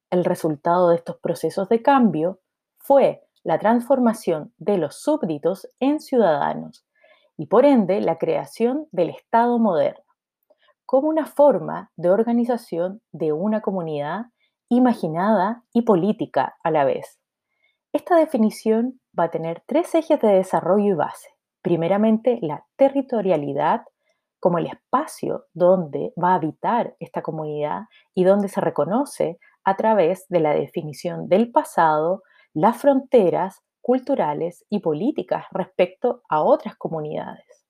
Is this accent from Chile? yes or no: yes; Chile; ambos somos chilenos